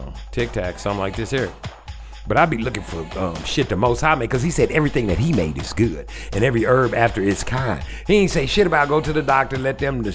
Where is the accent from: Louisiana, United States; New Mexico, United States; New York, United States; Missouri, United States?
Louisiana, United States; Shreveport; I'm from Shreveport